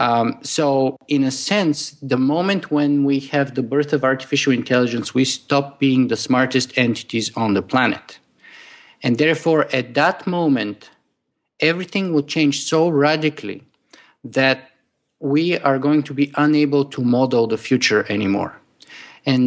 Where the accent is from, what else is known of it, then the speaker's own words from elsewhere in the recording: Bulgaria; now in Toronto, Canada; I was born Bulgarian and I would always remain to be. But I am also a Canadian at the moment.